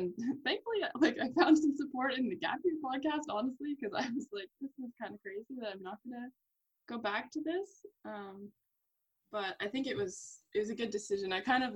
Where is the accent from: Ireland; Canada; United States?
Canada; Ontario; I'm from Ontario, so it's like a 7-hour drive away.